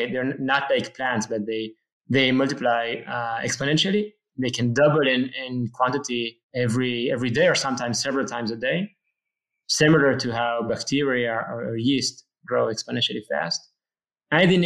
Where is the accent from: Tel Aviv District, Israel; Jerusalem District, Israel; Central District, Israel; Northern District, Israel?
Jerusalem District, Israel; Jerusalem; I was born in Jerusalem, Israel, and actually I live now in a small town just outside of Jerusalem.